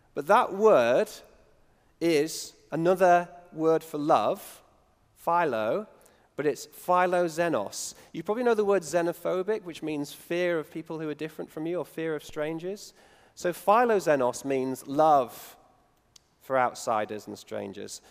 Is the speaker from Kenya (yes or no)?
no; United Kingdom; me being British